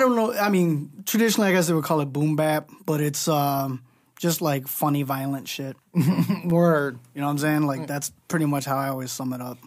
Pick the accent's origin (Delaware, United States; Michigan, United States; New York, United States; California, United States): Michigan, United States; Southgate; I, I grew up in Southgate